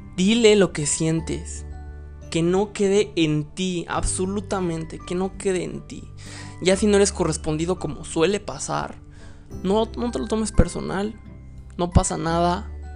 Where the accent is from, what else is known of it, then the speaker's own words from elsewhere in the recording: Mexico; soy mexicano